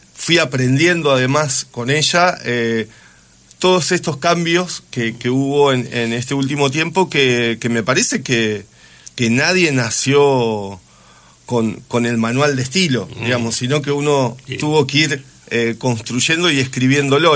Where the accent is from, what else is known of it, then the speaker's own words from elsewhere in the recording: Santa Fe, Argentina; moved away as an adult; Yo soy nacido en Santa Fe